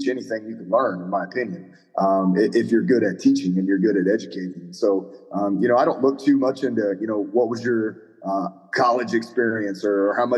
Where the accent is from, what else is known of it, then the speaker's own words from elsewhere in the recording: Lexington, Missouri, United States; I was a head coach at Lexington, Missouri, my hometown, for 1 year.